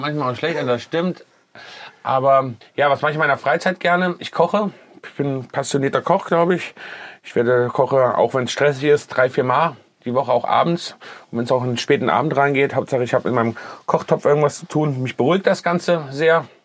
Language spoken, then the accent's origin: German; Kassel, Hesse, Germany; now in Düsseldorf, Germany; ich komme ursprünglich aus Kassel